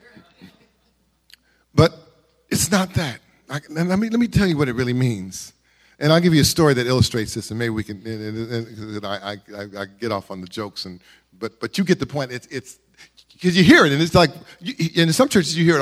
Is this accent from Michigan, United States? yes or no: no; Carson, California, United States; growing up in Carson